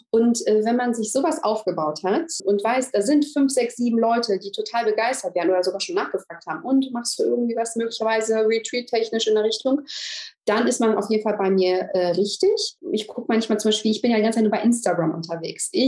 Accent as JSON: {"language": "German", "country": "Germany", "moved": "as an adult", "lives_now": "Greece", "said": "Ähm, ich komme ja, aus Deutschland, habe vor vier Jahren meinen Mann in Griechenland kennengelernt"}